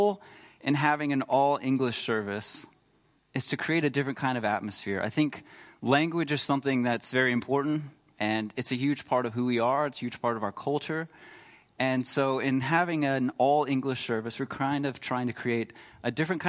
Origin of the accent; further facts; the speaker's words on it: Texas, United States; moved away as an adult; now in Freiburg, Germany; I was really blessed to grow up in Texas, but I live here now, and I'm really blessed to be in Germany and to call Freiburg my home